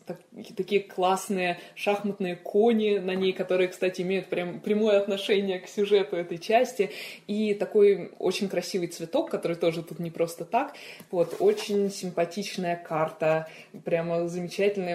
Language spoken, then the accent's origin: Russian; Moscow, Russia; Да, я родилась в Москве. Э, я э, родилась в таком одном из э, старых районов Москвы